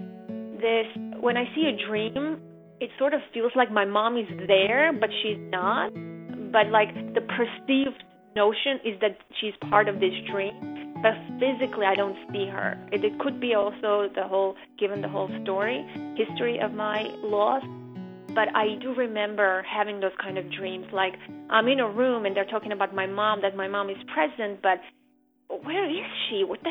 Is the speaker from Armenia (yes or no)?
yes; Armenia; now in United States